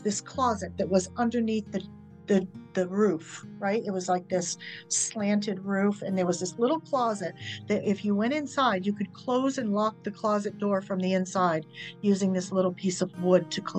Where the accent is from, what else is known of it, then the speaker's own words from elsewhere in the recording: Kennebunk, Maine, United States; also born or lived in Exeter, New Hampshire; I was born in 1961 in Exeter, New Hampshire, and we came to live in Kennebunk sometime after that, I don't know when.